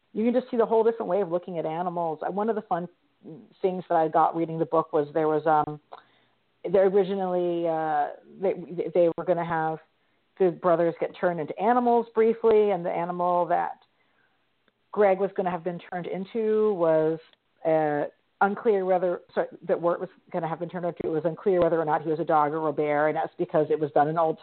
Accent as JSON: {"language": "English", "region": "Mid-Atlantic", "country": "United States", "tie": "born or raised there", "said": "I grew up in the Mid-Atlantic region, and we did a lot of history-focused regional tourism as a kid"}